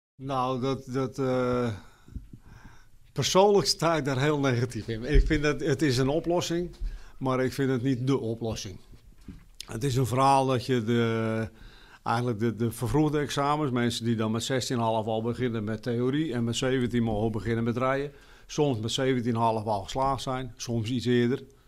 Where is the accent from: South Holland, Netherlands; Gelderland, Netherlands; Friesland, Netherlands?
Friesland, Netherlands; Harlingen; ik kom uit Harlingen